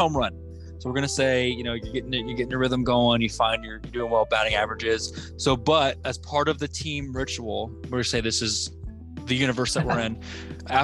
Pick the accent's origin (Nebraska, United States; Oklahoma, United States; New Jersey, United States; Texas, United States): Oklahoma, United States; We came from Oklahoma. That's our baby. We're from there